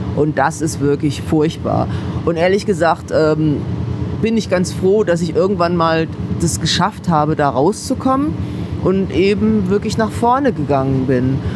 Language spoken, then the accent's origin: German; Kassel, Hesse, Germany; now in Berlin, Germany; Das war in Kassel, in meiner Heimatstadt